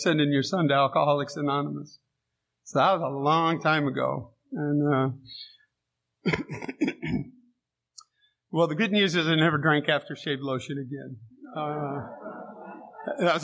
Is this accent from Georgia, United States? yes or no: no; San Diego, California, United States; I grew up in San Diego.